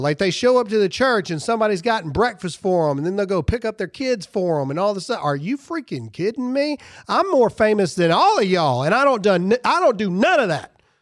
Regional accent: Mississippi, United States; I'm from Mississippi

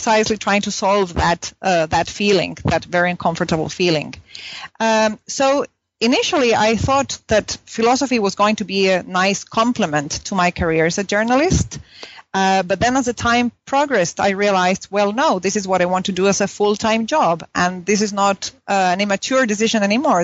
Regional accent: Punta Arenas, Magallanes and Chilean Antarctica, Chile; English is a second language; moved away as an adult; now in Oslo, Norway; I grew up in Punta Arenas

